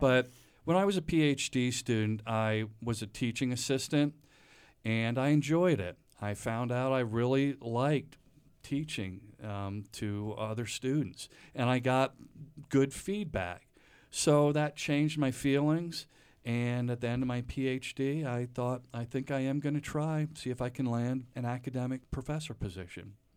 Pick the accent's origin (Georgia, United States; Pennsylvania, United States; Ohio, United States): Pennsylvania, United States; Reading; moved away; I grew up outside of Redding, Pennsylvania, which is about an hour, hour and a half northwest of Philadelphia, the so-called Pennsylvania Dutch country.